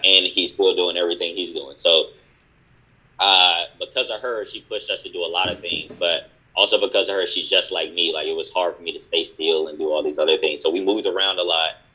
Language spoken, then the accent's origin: English; Durham, North Carolina, United States; I'm from Durham as well